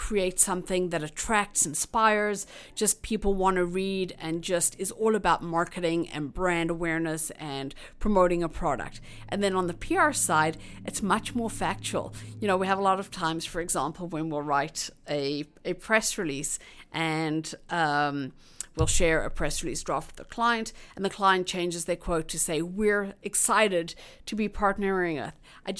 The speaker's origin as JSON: {"language": "English", "country": "South Africa", "moved": "yes", "lives_now": "Toronto, Canada", "said": "If you kind of think about being a South African arriving new in this country, and there's nobody else that you know, you kind of feel a little lost. Whereas having other immigrants around, you kind of feel like it's home."}